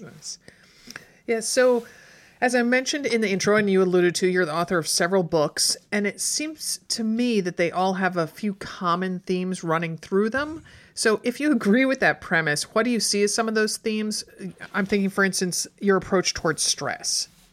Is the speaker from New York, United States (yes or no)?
yes; outside New York City, United States; moved away; also born or lived in Connecticut; I grew up outside New York City